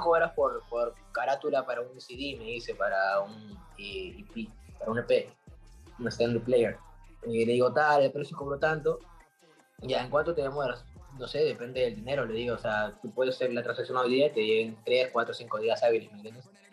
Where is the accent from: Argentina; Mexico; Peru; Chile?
Peru; soy de Perú